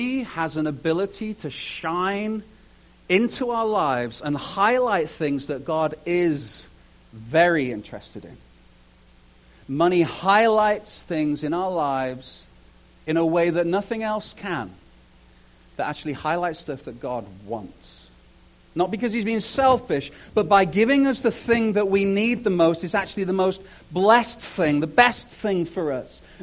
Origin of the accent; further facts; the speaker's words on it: United Kingdom; moved away; I'm British